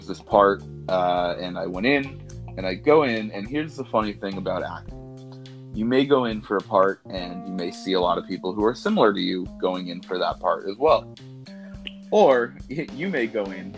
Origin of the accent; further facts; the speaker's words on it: Los Angeles, California, United States; I'm from Los Angeles, California. I grew up here, born and raised